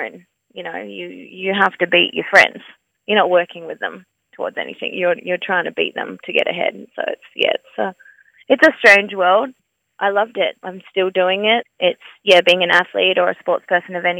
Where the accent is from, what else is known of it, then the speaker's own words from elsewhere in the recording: Perth, Western Australia, Australia; also born or lived in Margaret River; I grew up in City Beach in Perth